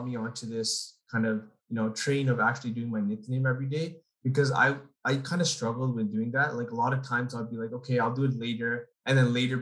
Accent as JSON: {"language": "English", "town": "Toronto", "region": "Ontario", "country": "Canada", "said": "I'm from Toronto"}